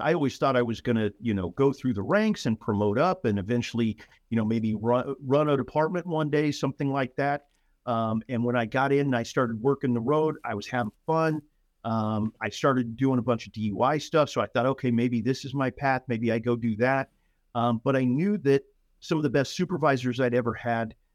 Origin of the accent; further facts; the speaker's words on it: San Antonio, Texas, United States; moved away as an adult; also born or lived in Colorado / Pinal County, Arizona; now in North Texas, United States; I was born in Colorado. Spent the majority of my formative years in San Antonio, however